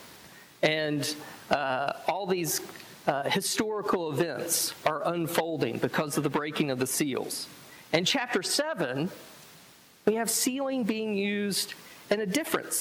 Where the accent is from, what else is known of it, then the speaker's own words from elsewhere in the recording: the South, United States; because I'm from the South